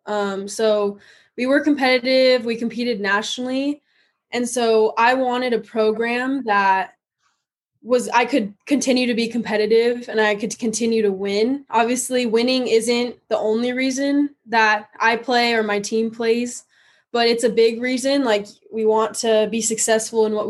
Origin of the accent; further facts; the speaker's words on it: San Diego, California, United States; moved away as an adult; also born or lived in West Texas; now in Texas, United States; I'm born and raised in San Diego, California